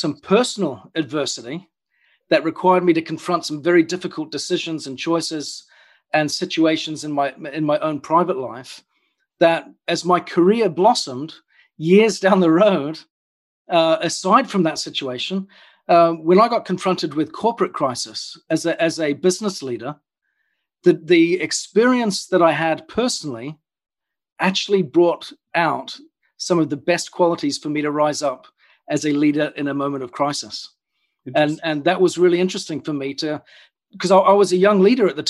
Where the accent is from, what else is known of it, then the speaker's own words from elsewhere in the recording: New Zealand; moved away as an adult; also born or lived in United Kingdom; I grew up in New Zealand, and at the age of about 22, I decided in a moment of impulse to jump on a plane, fly over to the UK